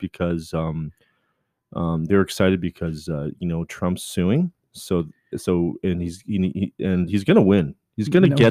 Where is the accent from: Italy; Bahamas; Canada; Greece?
Canada; I am Canadian.